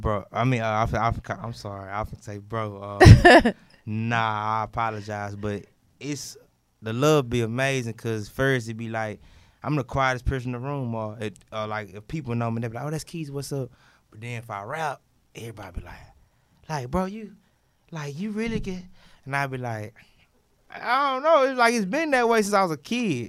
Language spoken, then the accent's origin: English; Houston, Texas, United States; I'm from Homestead. I'm from Houston